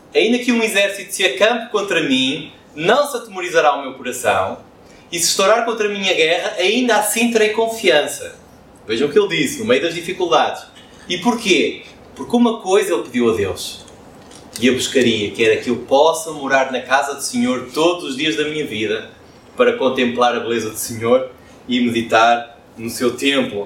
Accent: Porto, Norte, Portugal; como um bom portuense, com orgulho em ser portuense

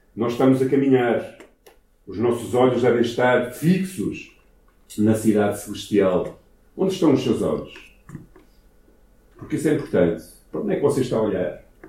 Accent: Ermesinde, Norte, Portugal; also born or lived in Brazil; eu nasci em Hermesina, nasci nesta cidade, ok? Na casa que era dos meus avós

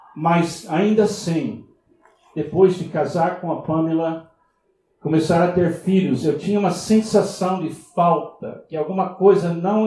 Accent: Miami, Florida, United States; Portuguese is a second language; moved away; nasci em Miami, nos Estados Unidos

